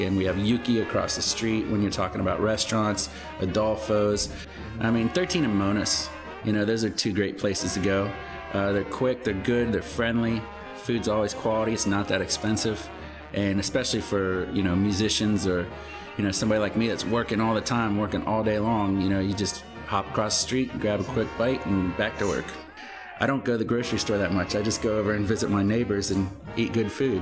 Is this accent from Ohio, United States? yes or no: yes; Ohio, United States; moved away as an adult; now in New Orleans, United States; Originally, I'm from Ohio. Uh, I've lived in New Orleans for 11 years